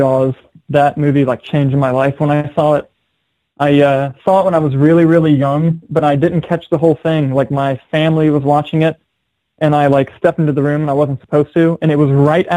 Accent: Milan, Indiana, United States; also born or lived in Cincinnati, Ohio; I grew up in a town that has like, I don't know, maybe 1,600 people in it, little town called Milan, Indiana

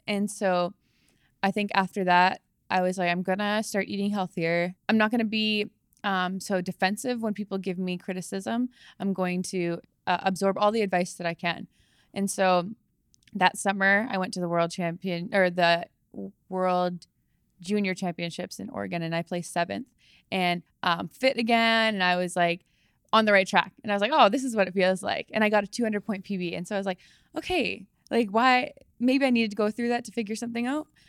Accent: Langley, British Columbia, Canada; moved away as an adult; also born or lived in Wisconsin; I grew up in Langley, British Columbia.

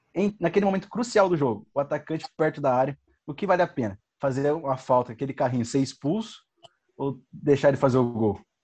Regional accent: Campinas, São Paulo, Brazil; nós somos aqui de Campinas

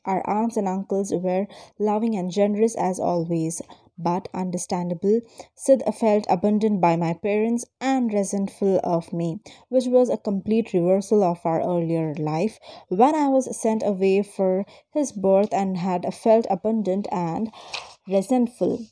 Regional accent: Bareilly, Uttar Pradesh, India; moved away; my hometown of Bareilly

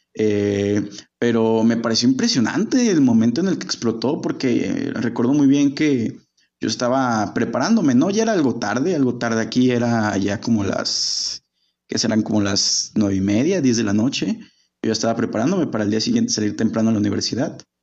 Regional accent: Guadalajara, Jalisco, Mexico; yo vivo en Guadalajara, soy oriundo de Guadalajara, llevo viviendo gran parte de mi vida aquí

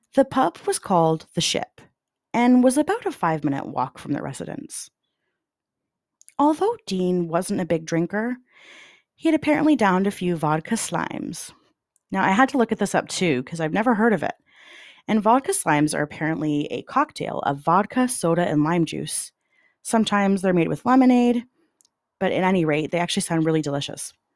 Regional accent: Canada; as a Canadian

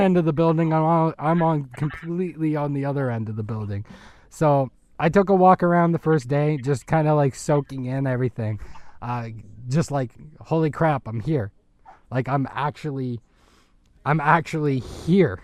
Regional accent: Canada; as a, as a Canadian

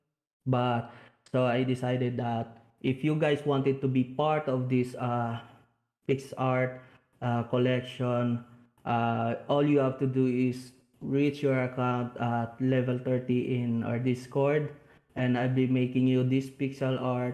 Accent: Bacolod, Negros Island Region, Philippines; Bacolod City, which is my hometown

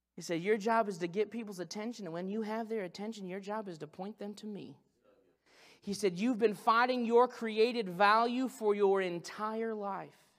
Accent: Branson, Missouri, United States; I'm from Branson, Missouri

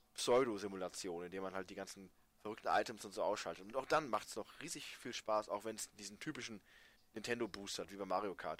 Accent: Germany; als Deutscher

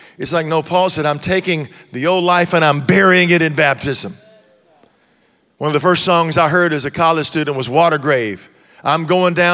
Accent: Texas, United States; now in Tennessee, United States; I grew up in Texas

